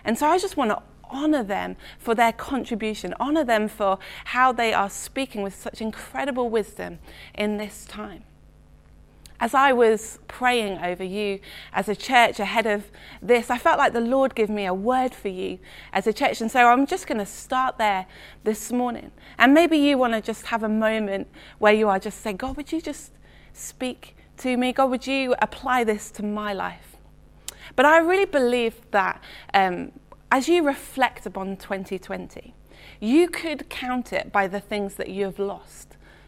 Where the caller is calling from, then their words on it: Letchworth, East of England, United Kingdom; I'm joining you from Letchworth in Hertfordshire this morning.